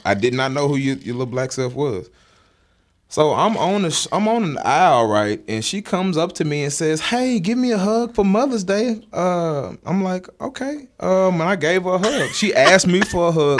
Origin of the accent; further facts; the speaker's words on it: Dallas, Texas, United States; moved away; also born or lived in Jackson, Mississippi; Dallas, where I'm originally from